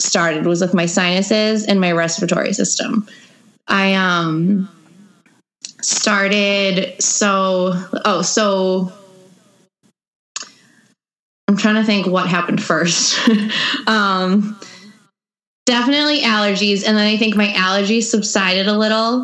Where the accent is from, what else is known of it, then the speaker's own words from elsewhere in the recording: Melrose, Massachusetts, United States; also born or lived in Wilmington, Massachusetts; I am from outside of Boston. I grew up in Melrose and I live in Wilmington now